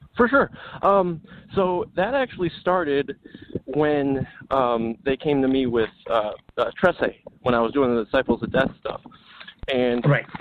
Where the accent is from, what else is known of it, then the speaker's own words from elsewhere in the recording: Illinois, United States; also born or lived in California; now in Las Vegas, United States; I was born and raised in Illinois